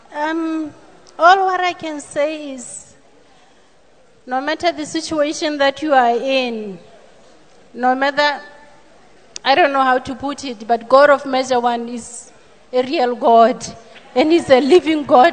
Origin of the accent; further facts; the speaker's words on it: Botswana; I'm from Botswana